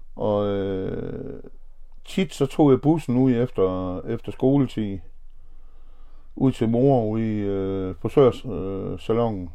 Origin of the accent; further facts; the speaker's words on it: Horsens, Central Denmark Region, Denmark; er født og opvokset i Horsens og har boet her hele mit liv